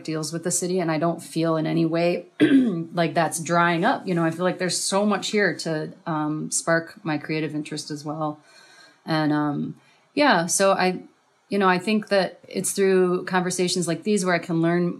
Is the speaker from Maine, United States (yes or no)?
no; Ann Arbor, Michigan, United States; moved away as an adult; also born or lived in Ypsilanti; now in Detroit, United States; I grew up in Ann Arbor and Ypsilanti area, and then moved back to the city in 2012